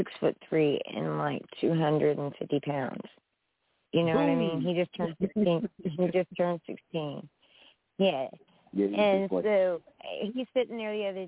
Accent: West Virginia, United States; I'm from West Virginia

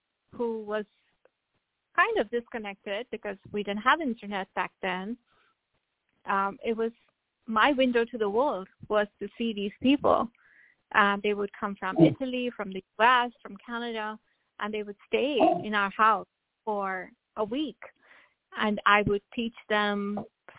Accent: India; now in Atlanta, United States; growing up in India, I grew up with my grandmother

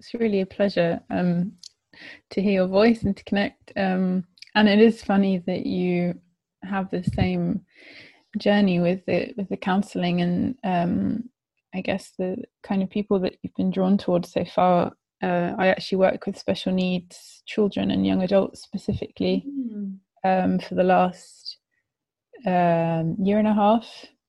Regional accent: South West England, United Kingdom; also born or lived in France / Netherlands; But I grew up in England, in Gloucestershire, actually. And I moved around quite a bit around England when I was younger.

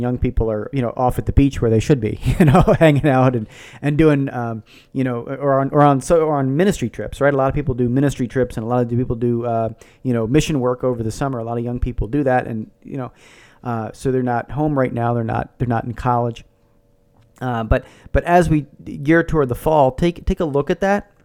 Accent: Philadelphia, Pennsylvania, United States; I grew up in the Philadelphia area

